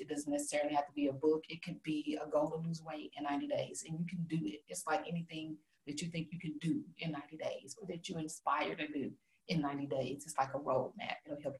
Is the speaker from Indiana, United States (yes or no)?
yes; Gary, Indiana, United States; Gary, Indiana.